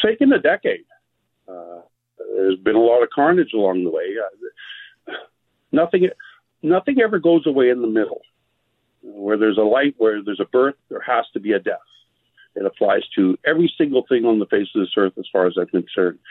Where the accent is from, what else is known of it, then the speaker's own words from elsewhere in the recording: Canada; also born or lived in Quartzsite, Arizona; I am Canadian